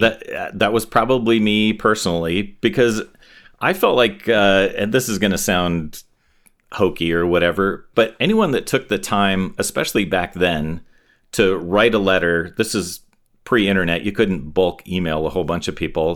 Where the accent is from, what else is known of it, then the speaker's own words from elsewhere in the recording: Torrance, California, United States; also born or lived in Inglewood, California / Hawthorne, California; we pretty quickly moved to Torrance, which is a little suburb of L A, uh, near the beach, a little southwest of L